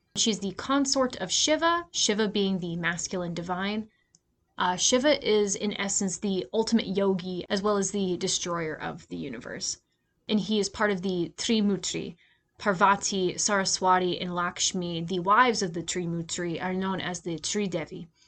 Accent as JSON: {"language": "English", "country": "United States", "said": "I'm an American"}